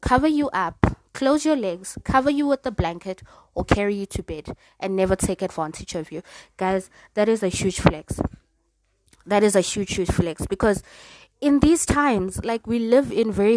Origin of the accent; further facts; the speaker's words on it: South Africa; as a South African woman